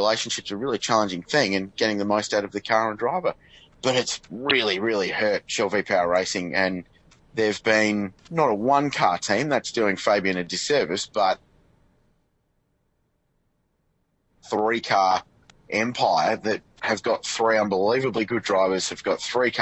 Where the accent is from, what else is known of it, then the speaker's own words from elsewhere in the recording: Australia; as an Australian